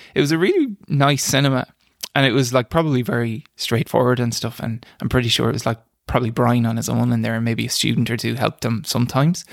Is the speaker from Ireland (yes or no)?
yes; Boyle, Connacht, Ireland; also born or lived in Dublin; grew up in, in Killarse, out in the countryside